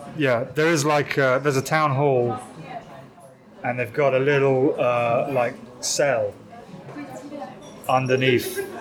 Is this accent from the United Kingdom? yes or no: yes; Amersham, South East England, United Kingdom; now in London, United Kingdom; I'm from a small town in southeast England.